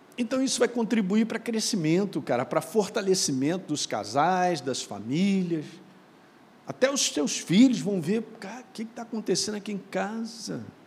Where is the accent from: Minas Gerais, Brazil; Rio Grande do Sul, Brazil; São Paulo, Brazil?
Minas Gerais, Brazil; moved away; lá em Minas, onde eu nasci